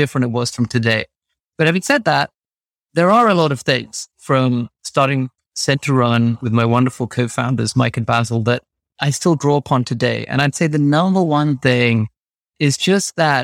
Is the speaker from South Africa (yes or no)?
no; London, United Kingdom; moved away as an adult; also born or lived in New York / Massachusetts; My parents immigrated to England. I grew up in North London